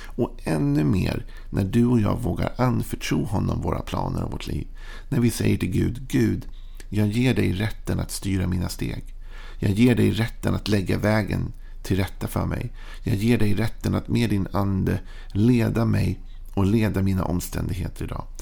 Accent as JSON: {"language": "Swedish", "country": "Sweden", "tie": "born or raised there", "said": "att jag är född i Sverige gör ju att jag är påverkad av allt det och mitt tal och mitt prat, mitt sätt att vara"}